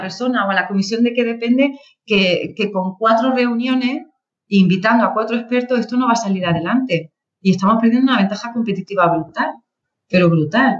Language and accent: Spanish; Andalusia, Spain; moved away as an adult; also born or lived in Granada; now in Madrid, Spain; yo soy andaluza también